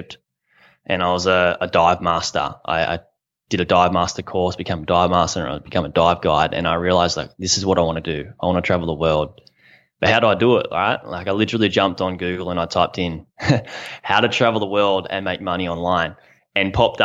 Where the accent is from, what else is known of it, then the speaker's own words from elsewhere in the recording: Australia; I'm from Australia.